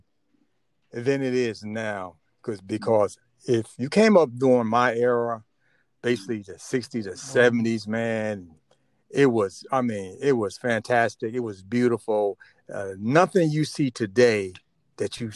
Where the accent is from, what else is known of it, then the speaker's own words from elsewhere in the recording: Plainfield, New Jersey, United States; also born or lived in Elizabeth City, North Carolina; now in Charlotte, United States; most of my life I grew up in New Jersey in Plainfield